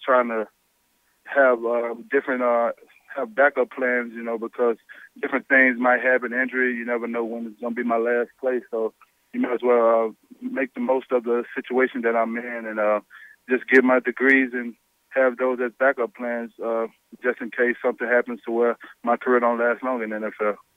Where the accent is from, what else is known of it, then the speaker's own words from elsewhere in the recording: Louisiana, United States; stay here in Louisiana and uh, just represent for my home state